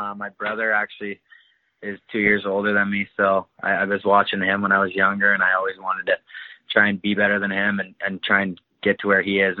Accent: Alliston, Ontario, Canada; I'm from Alliston, Ontario.

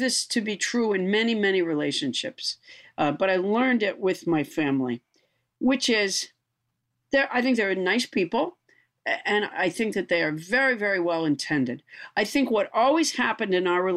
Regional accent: Sudbury, Massachusetts, United States; also born or lived in Huntsville, Alabama; I was born in Huntsville, Alabama, and I was raised in Massachusetts

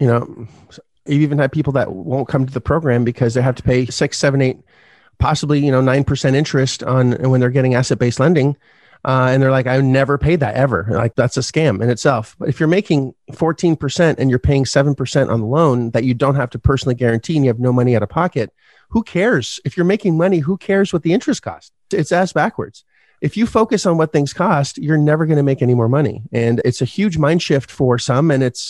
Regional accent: Canada; But that's the point, is you didn't look at, and 100,000 US as a Canadian is a lot, right?

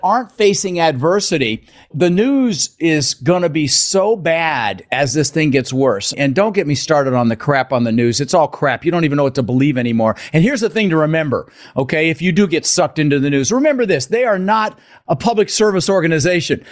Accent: Denver, Colorado, United States; also born or lived in Netherlands; I was born in the Netherlands, wooden shoes and windmills. Immigrated when I was six years old with my brother Albert, my mother's Vanja. Ended up in Denver, Colorado

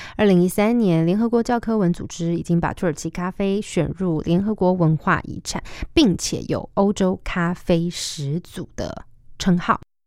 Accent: Taiwan; 我们台湾人

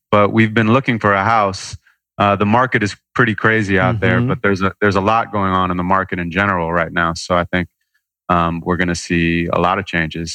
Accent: Santa Monica, California, United States; Santa Monica, California.

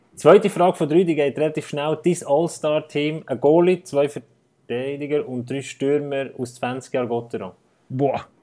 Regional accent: Bern, Switzerland; ich bin Gotro-Sympathisant als Berner

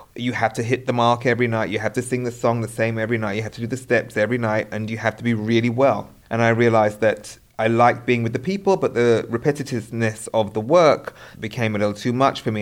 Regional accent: United Kingdom; being British

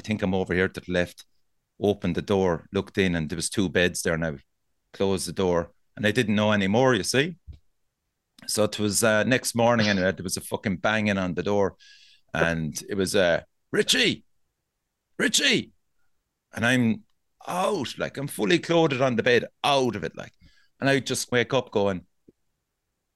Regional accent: Cork, Munster, Ireland; I'm from Cork.

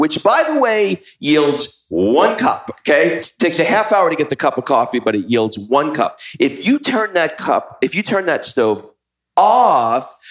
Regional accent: United States; we're from America

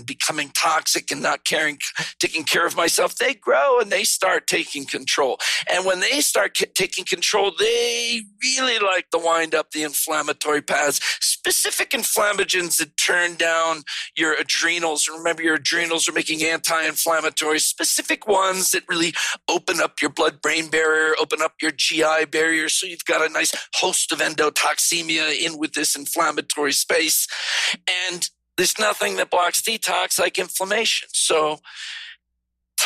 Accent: East Coast, United States; moved away; I'm from the East Coast.

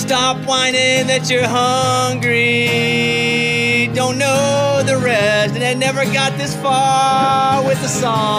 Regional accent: Texas, United States; I mean, growing up in Texas

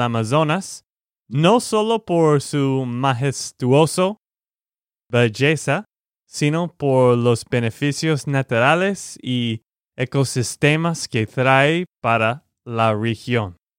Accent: Texas, United States; de Texas, Estados Unidos

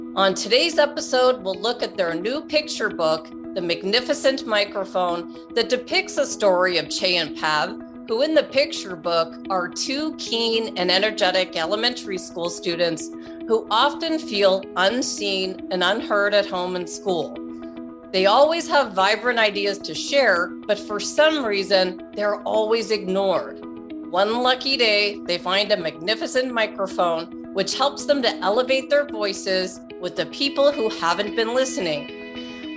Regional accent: Toronto, Ontario, Canada; my hometown, Toronto, Canada

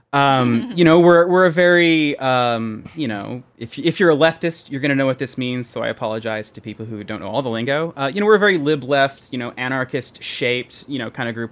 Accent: Texas, United States; Being a Texan, I grew up around guns

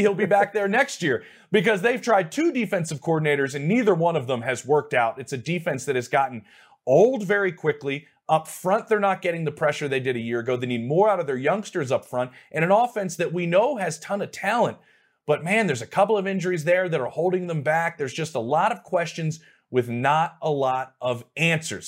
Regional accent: Philadelphia, Pennsylvania, United States; my hometown squad

